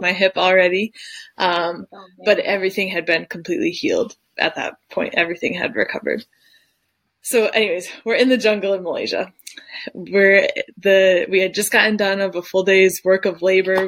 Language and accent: English; Detroit, Michigan, United States; moved away as an adult; now in Dusseldorf, Germany; I am from Detroit originally, but I currently live in Dusseldorf, Germany